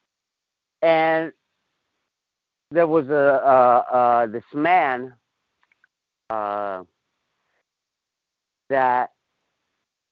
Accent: Los Angeles, California, United States; also born or lived in Mexico; now in Las Vegas, United States; I grew up in El Sereno

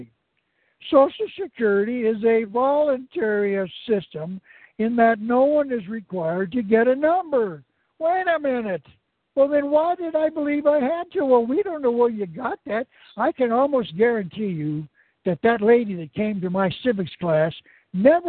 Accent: Arizona, United States; moved away; also born or lived in California / Oregon; I was born in Arizona, one of the 50 states of America

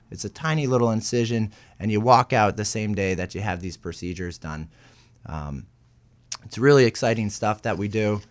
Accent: outside of Boston, Massachusetts, United States; moved away as an adult; now in Portland, United States; I grew up outside of Boston

